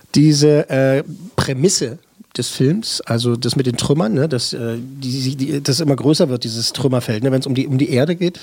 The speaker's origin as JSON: {"language": "German", "region": "Berlin", "country": "Germany", "said": "Als Berliner"}